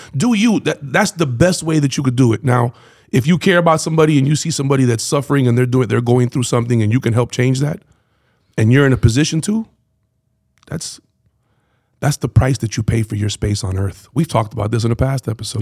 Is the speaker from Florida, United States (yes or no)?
yes; Miami, Florida, United States; so growing up in Miami